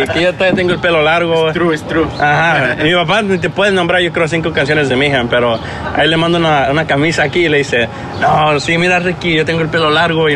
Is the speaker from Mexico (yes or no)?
no; Los Angeles, California, United States; yo crecí en Estados Unidos siendo más angelino que mexicano.